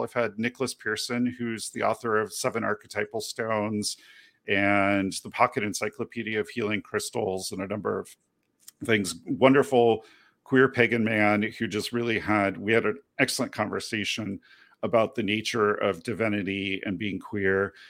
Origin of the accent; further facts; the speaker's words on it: United Kingdom; as a young child growing up in Great Britain